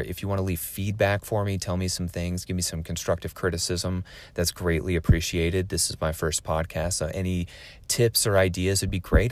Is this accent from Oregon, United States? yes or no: yes; Oregon, United States; also born or lived in West Coast; originally, I'm from Oregon. Um, I lived on the West Coast for the majority of my life